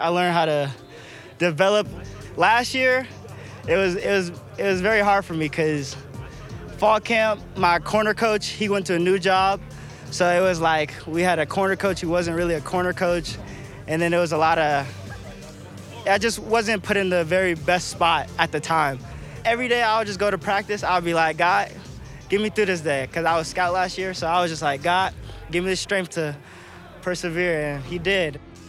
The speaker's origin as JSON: {"language": "English", "region": "Utah", "country": "United States", "said": "I'm more appreciative of where I am now because I came from Southern Utah."}